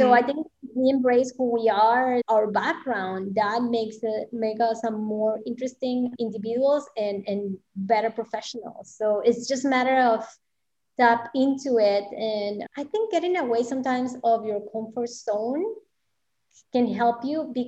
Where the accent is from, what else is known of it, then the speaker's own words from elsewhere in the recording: Mexico; moved away; I grew up in Mexico, so my Spanish is pretty it's pretty clean